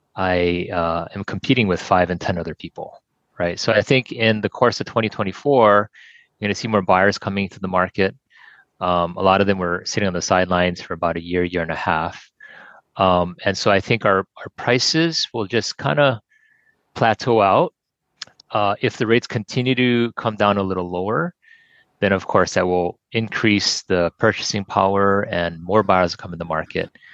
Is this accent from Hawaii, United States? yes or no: yes; Kailua, Hawaii, United States; born and raised in Kailua and uh, been here all my life